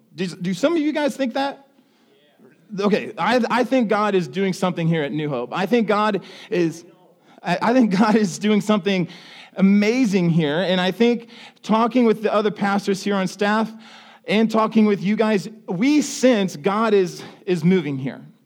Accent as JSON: {"language": "English", "region": "Ohio", "country": "United States", "moved": "yes", "said": "I come from Ohio"}